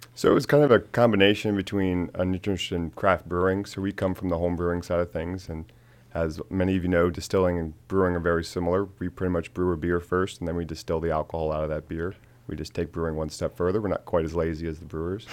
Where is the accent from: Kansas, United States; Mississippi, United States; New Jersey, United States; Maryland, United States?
Maryland, United States; Frederick; I grew up in Frederick my whole life.